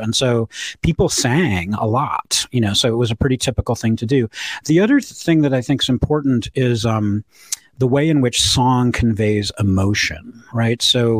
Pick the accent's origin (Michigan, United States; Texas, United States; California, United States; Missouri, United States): Michigan, United States; Ann Arbor; also born or lived in Chicago; I was born in Ann Arbor. I went to Pioneer High School. You know, Clegg School in Ann Arbor is named after my grandfather. So we go way back in the city of Ann Arbor.